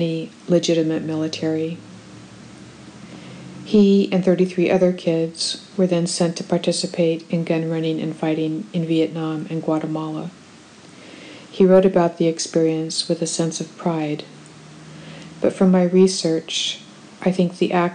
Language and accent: English; United States; an American who was raised to believe that my country does not use children as soldiers